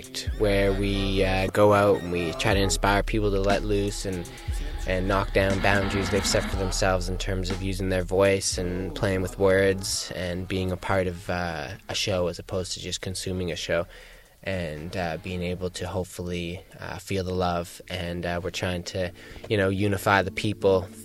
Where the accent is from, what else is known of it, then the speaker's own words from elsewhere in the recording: Victoria, British Columbia, Canada; also born or lived in Hornby Island; I was born on Hornby, which is a beautiful island, and then spent most of my time in Victoria living since